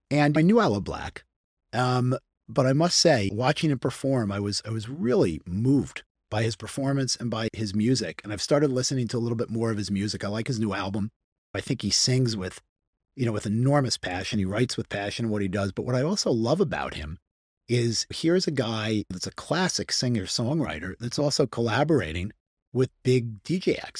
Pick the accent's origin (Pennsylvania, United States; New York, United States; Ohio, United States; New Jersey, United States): New York, United States; Hartsdale; I grew up outside of New York City. I okay. grew up in, in, in, in, a town called Hartsdale, New York, outside sure. of New York City.